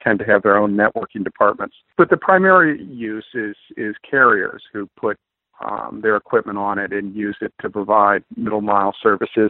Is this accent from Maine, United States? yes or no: yes; Maine, United States; I'm from Maine